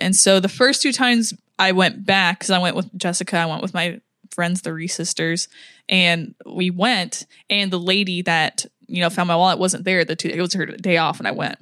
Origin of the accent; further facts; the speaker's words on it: United States; I'm American